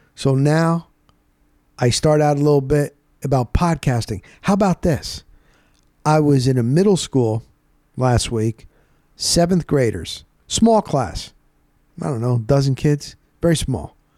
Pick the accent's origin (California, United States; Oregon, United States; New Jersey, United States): New Jersey, United States; Rockaway; moved away; There was a mall where I grew up in New Jersey called Rockaway Town Square. It's in Morris County, New Jersey.